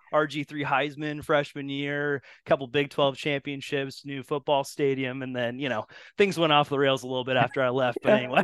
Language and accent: English; Spokane, Washington, United States; So I'm actually from the Pacific Northwest. Originally, I'm from a little town called Spokane, Washington